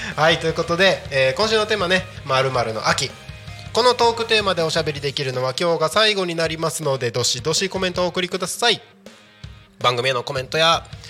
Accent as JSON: {"language": "Japanese", "area": "Aomori or Iwate", "region": "Tohoku", "country": "Japan", "tie": "born or raised there", "also_born_or_lived": "Tokyo", "moved": "as an adult", "said": "僕地元が青森とか岩手とか"}